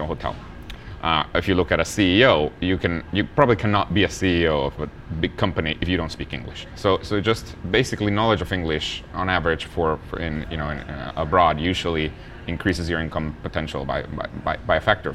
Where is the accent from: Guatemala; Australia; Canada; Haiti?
Guatemala; where I'm from. I was born in Guatemala.